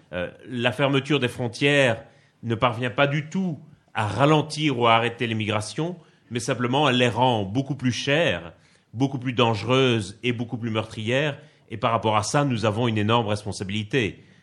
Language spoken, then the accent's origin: French; Liège, Wallonia, Belgium; accent: Belgian; moved away as an adult; now in Paris, France; je suis né à Liège, dans le sud-est de la Belgique. Donc, je suis belge, ça s'entend un peu d'ailleurs, je crois. Euh, mais j'habite à Paris depuis 2007